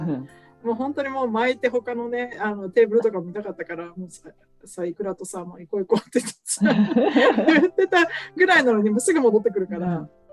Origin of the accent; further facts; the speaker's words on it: Japan; now in Arizona, United States; 私も娘もね日本生まれで日本語喋る